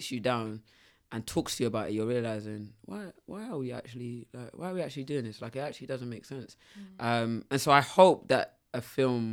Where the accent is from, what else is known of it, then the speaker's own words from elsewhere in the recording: London, United Kingdom; I grew up near Brixton